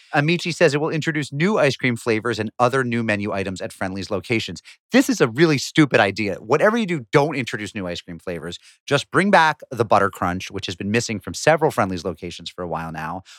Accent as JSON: {"language": "English", "region": "New England", "country": "United States", "tie": "born or raised there", "said": "growing up in New England."}